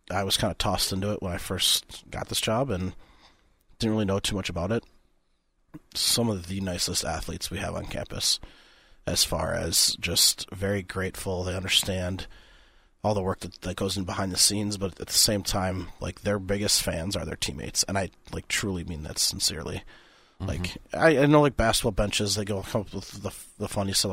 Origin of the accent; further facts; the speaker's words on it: Minnesota, United States; I'm I'm Minnesotan.